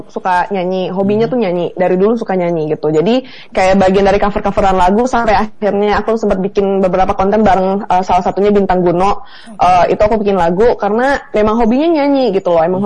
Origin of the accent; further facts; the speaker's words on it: Bukittinggi, West Sumatra, Indonesia; jadi kalau sana ditanya asli di mana, lahir di Bukit Tinggi, TK, SD, SMP, SMA di Bukit Tinggi. Cuma kalau ditanya kamu puang di mana, itu jawabannya di Tanjung Ampalu karena mama orang Tanjung Ampalu.